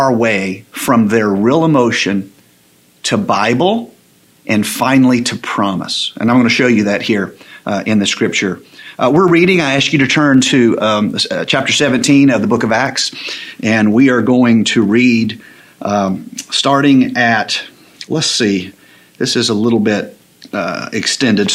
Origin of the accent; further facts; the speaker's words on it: the South, United States; I grew up in the South.